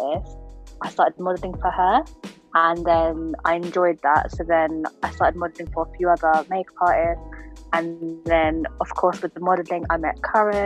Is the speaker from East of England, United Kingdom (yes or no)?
yes; Hertfordshire, East of England, United Kingdom; I'm from Hertfordshire